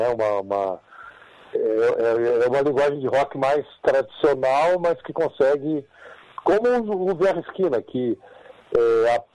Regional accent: Porto Alegre, Rio Grande do Sul, Brazil; se eu falo que sou do Rio Grande do Sul, de Porto Alegre

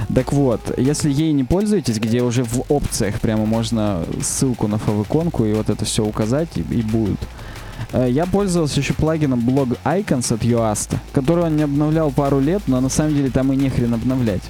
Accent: Chelyabinsk, Chelyabinsk Oblast, Russia; у нас в Челябинске много очень красивых мест, причём прямо в Челябинске.

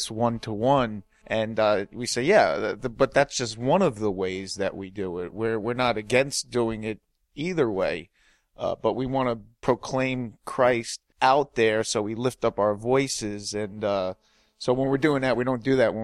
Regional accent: Long Island, New York, United States; I'm from Long Island, New York

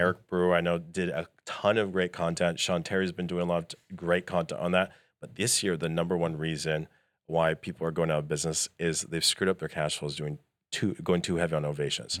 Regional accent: Canada; moved away; I'm originally from Canada.

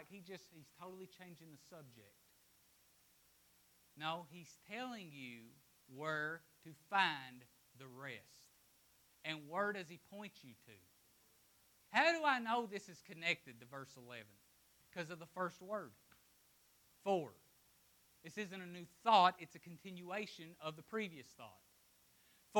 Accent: Appalachia, United States; I'm from Appalachia

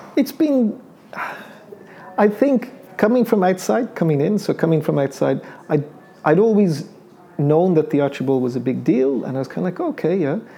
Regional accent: Ireland; accent: Irish; also born or lived in United Kingdom; we moved off to the UK for three years, which was kind of like a, a formative period. Then went back to Ireland

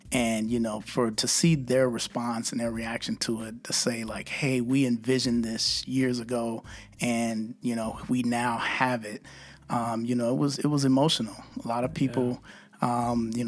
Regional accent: Austin, Texas, United States; You know, and I'm not just saying that because I'm from Austin and I'm, you know, an Austinite.

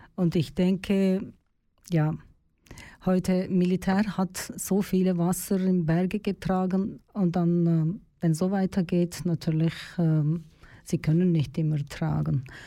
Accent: Turkey; German is a second language; moved away as an adult; now in Switzerland; in meinem Heimatland in der Türkei

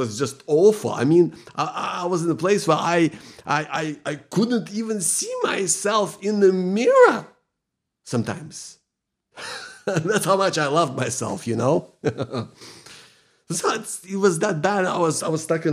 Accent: Ukraine; now in Melbourne, Australia; I live in Melbourne, Victoria. I grew up in Ukraine.

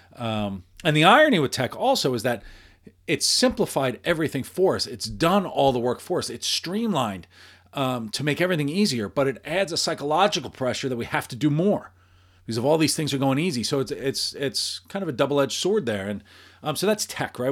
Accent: New York, United States; I, I grew up in New York, in the Northeast, and, and around here

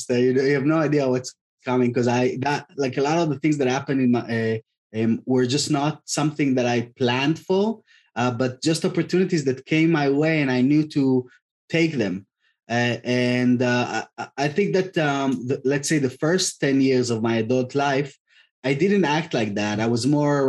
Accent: Tel Aviv, Tel Aviv District, Israel; moved away; I'm originally from Tel Aviv, from Israel

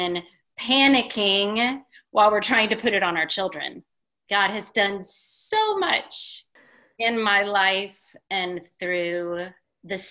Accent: Houston, Texas, United States; Born and raised in Texas, went to college here, got a degree in psychology, went back to Houston where I was raised

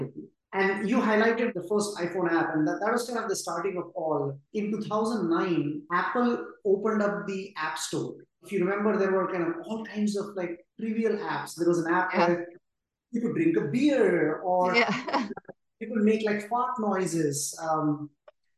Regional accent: India; moved away as an adult; also born or lived in New York; I grew up in India in a middle-class family that valued education over anything.

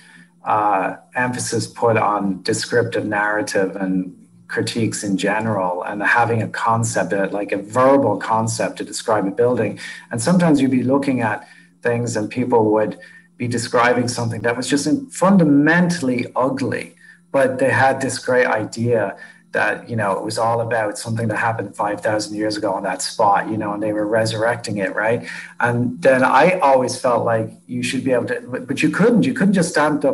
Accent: Ireland; moved away; I mean, I grew up in Ireland

